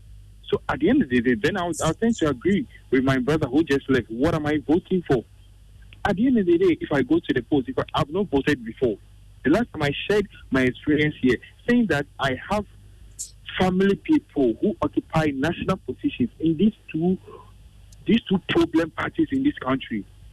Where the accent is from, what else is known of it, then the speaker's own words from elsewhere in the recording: Ghana; I am the Ghanaian. I am the citizen.